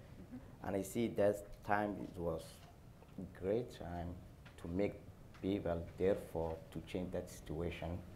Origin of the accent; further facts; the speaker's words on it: Somalia; English is a second language; also born or lived in Dallas, Texas; now in SeaTac, United States; I was born in Somalia. I came from Somalia in 2009. I started my career in 2009 in Dallas, Texas. I moved up in Washington, SeaTac in 2013.